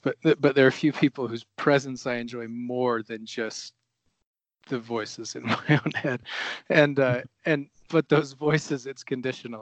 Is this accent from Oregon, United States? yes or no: yes; Oregon, United States; moved away as an adult; also born or lived in Rio de Janeiro, Brazil; now in Flagstaff, United States; a hungry, motivated, um, kind of blue collar athlete growing up in Oregon